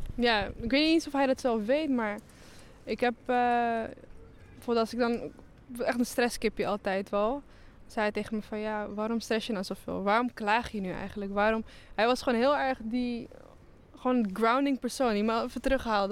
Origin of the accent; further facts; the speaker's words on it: Netherlands; ik ben opgegroeid in Oost